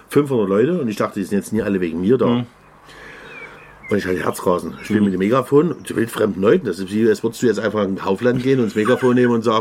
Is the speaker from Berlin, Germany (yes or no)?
no; Dresden, Saxony, Germany; als Dresdner hätte ich Uftar machen müssen.